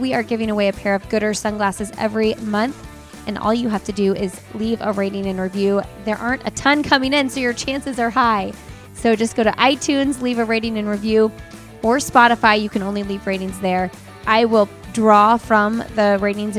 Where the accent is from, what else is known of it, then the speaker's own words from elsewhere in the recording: Bloomington, Indiana, United States; moved away as an adult; now in Raleigh, United States; I grew up in Bloomington, went to IU. Then I lived in Indianapolis like my entire adult life until this past summer